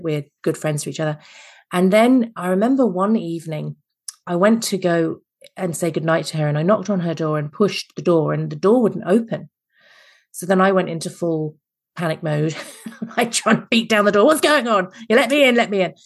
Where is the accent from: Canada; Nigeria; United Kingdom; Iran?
United Kingdom; England; accent: Mary Poppins slash Nanny McPhee; now in Adelaide, Australia; I'm originally English